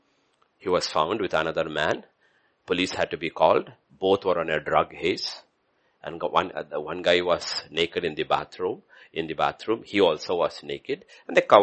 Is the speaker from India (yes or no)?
yes; India; I'm Indian.